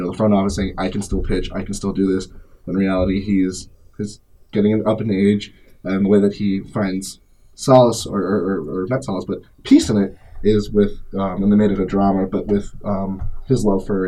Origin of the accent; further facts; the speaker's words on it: Chicago, Illinois, United States; my hometown team with the Cubs